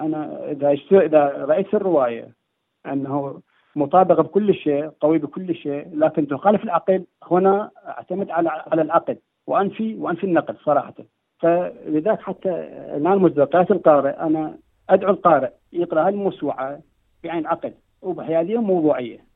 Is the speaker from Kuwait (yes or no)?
no; Iraq; now in Sydney, Australia; باني عراقي